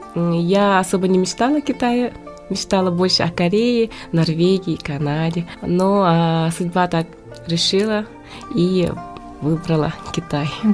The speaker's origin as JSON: {"language": "Russian", "town": "Verkhnevilyuysk", "region": "Sakha Republic", "country": "Russia", "tie": "born or raised there", "moved": "yes", "lives_now": "China", "said": "сама я родом из Верхневилюйска, село Батулу."}